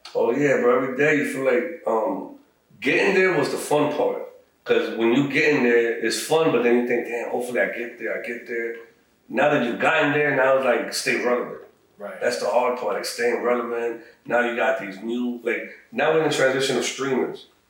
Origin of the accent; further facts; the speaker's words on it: New Jersey, United States; I'm from Jersey.